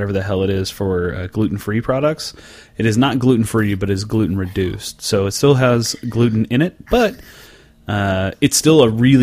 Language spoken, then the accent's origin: English; Oklahoma, United States; moved away; my hometown liquor store back in Oklahoma